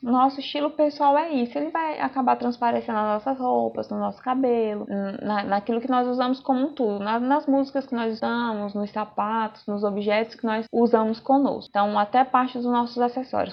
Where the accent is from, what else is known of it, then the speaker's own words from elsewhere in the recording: Brazil; Eu sou bem nativa, sou bem brasileira mesmo, eu só falo no modo aportuguesado.